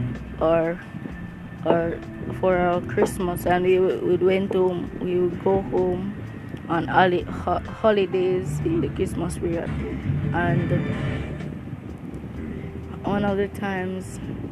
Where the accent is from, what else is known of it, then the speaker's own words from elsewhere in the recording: Jamaica; I'm Jamaican.